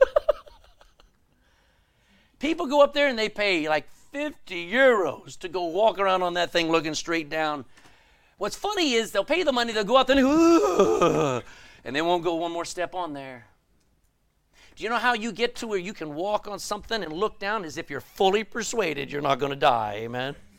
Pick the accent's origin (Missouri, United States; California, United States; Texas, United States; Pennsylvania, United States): Texas, United States; I'm a Texan.